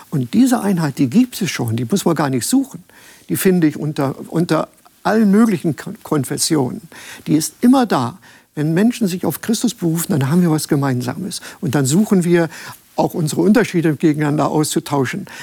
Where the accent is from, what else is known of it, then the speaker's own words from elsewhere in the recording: Germany; moved away; Wenn ich als Deutscher ins Ausland gegangen bin und habe im Ausland gelebt